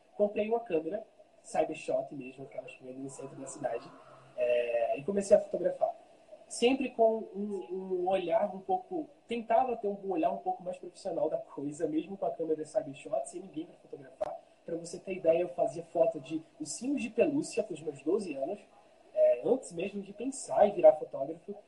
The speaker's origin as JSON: {"language": "Portuguese", "town": "Colônia Leopoldina", "region": "Alagoas", "country": "Brazil", "tie": "born or raised there", "lives_now": "Maceió, Brazil", "said": "Eu sou natural de, do interior de, de, de Alagoas, ou seja, Colônia Leopoldina, mas eu moro aqui em Maceió há uns 15 anos"}